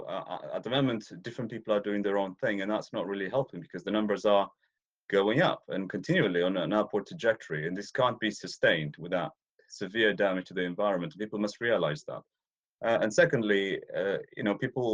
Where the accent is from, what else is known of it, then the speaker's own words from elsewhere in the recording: Ethiopia; moved away; I'm Ethiopian by birth. I was born in East Africa. I was raised there, so I spent a lot of time out on the plains